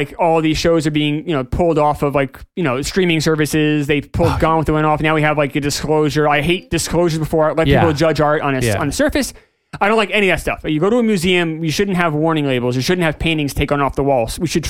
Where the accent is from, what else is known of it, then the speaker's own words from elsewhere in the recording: Jamaica; You know, I'm from Jamaica. This is kind of the, you know, we don't have, you know, we're a small country. We don't have it. We're not America.